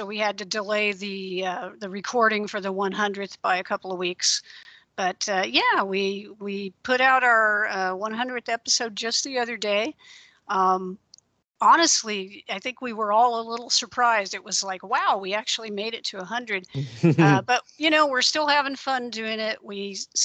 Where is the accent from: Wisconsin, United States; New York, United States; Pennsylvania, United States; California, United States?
California, United States; Central Coast region of; I grew up in the Central Coast region of California